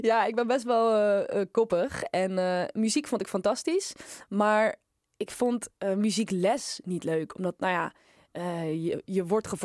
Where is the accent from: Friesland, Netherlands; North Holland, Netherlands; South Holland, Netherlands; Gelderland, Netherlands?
South Holland, Netherlands; Leiden; Ja. In Leiden.